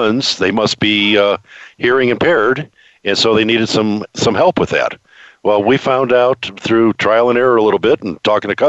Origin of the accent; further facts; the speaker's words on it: Ohio, United States; I grew up in suburbia in Ohio